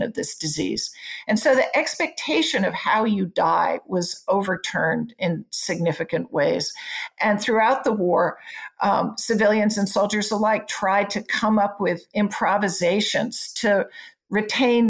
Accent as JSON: {"language": "English", "town": "Front Royal", "region": "Virginia", "country": "United States", "tie": "born or raised there", "said": "I grew up near Front Royal"}